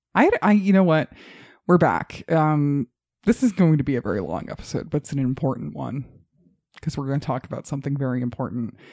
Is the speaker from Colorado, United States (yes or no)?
yes; Colorado Springs, Colorado, United States; my hometown of Colorado Springs